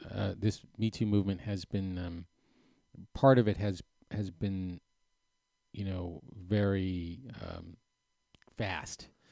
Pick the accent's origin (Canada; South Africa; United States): United States; New Hampshire; moved away; I grew up in New Hampshire